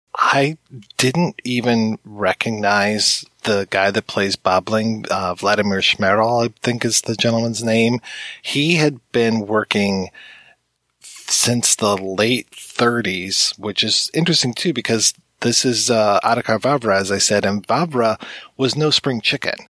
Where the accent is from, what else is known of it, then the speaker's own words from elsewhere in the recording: United States; being an American